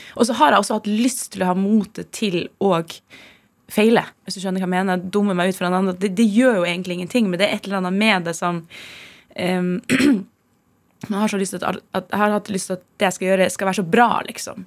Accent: Tromsø, Troms, Norway; moved away; Jeg vokste opp i Tromsø

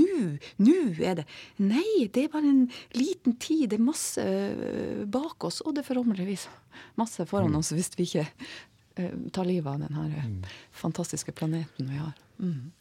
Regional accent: Tromsø, Troms, Norway; vi tromsøværinger

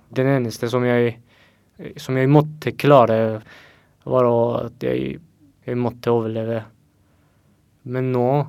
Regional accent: Afghanistan; Norwegian is a second language; now in Norway; jeg flyktet fra Afghanistan for å unngå at jeg blir drept

